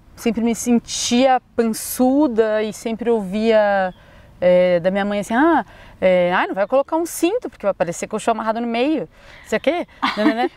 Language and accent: Portuguese; São Paulo, Brazil; moved away as an adult; now in Florianópolis, Brazil; sou natural de São Paulo, já morei aqui em Floripa dois anos